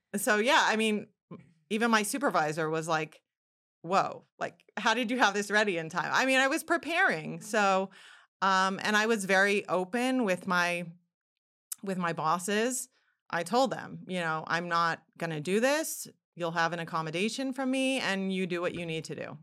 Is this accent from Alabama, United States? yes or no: no; Yorba Linda, California, United States; moved away as an adult; also born or lived in New York City; I am from Yorbalinda, California, which is in Orange County, Southern California, about, uh, fifty miles south of Los Angeles. I spent my entire childhood there, grew up there